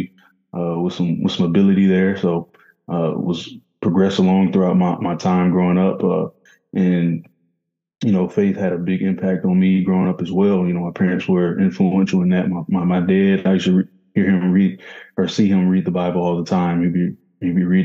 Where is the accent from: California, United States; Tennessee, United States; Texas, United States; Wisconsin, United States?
Tennessee, United States; Murfreesboro; I grew up in Murfreesboro, Tennessee. It's about 30 minutes from Nashville